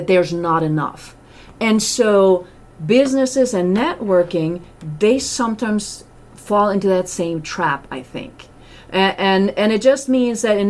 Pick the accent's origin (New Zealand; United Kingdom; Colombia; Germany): Germany; moved away; my family's still in Europe and I'm from Germany